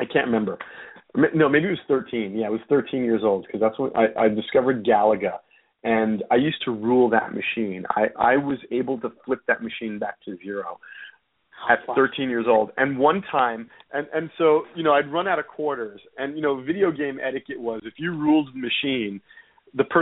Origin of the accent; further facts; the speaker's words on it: New York City, New York, United States; also born or lived in Woodstock, New York; I grew up in New York City, in Manhattan. I was born and raised.